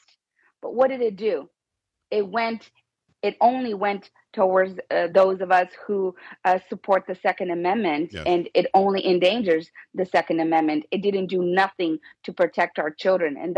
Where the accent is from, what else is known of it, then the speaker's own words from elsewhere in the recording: Tamaulipas, Mexico; now in United States; I'm from Mexico. I'm from Tamaulipas